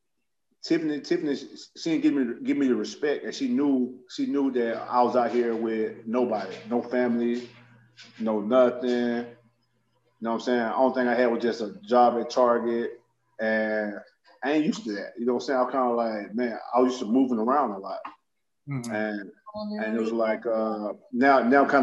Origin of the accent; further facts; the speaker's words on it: Birmingham, Alabama, United States; moved away; I was from Birmingham